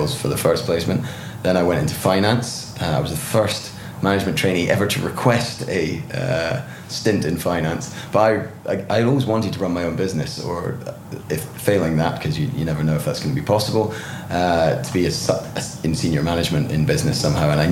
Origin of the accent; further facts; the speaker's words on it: Gullane, Scotland, United Kingdom; moved away as an adult; also born or lived in Belgium / Buckinghamshire; started in southeast Scotland, in a little village called Gullen, where we moved to when I was five. And I lived there until I went off to university when I was 18.